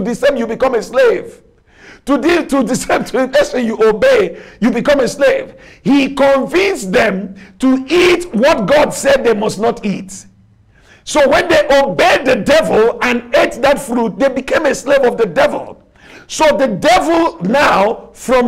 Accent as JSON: {"language": "English", "country": "Nigeria", "accent": "Nigerian", "said": "I speak with my Nigerian accent."}